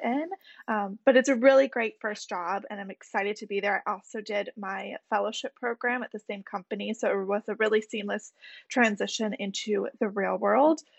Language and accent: English; Michigan, United States; moved away as an adult; also born or lived in Alabama; now in New York City, United States; went to the University of Alabama after being born and bred in Michigan